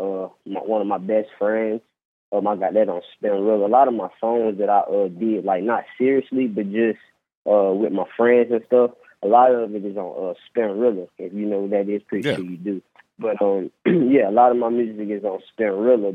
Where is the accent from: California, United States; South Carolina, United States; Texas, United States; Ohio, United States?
South Carolina, United States; Rock Hill; from Rock Hill, South Carolina